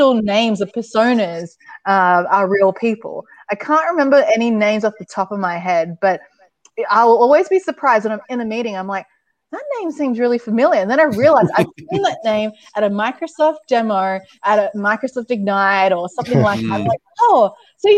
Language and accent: English; Sydney, New South Wales, Australia; moved away as an adult; now in Seattle, United States; after living and growing up in Sydney, Australia